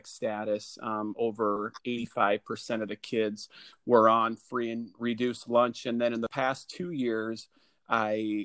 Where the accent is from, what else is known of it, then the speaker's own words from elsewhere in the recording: Dubuque, Iowa, United States; I am from Dubuque, Iowa. It's a town right on the Mississippi River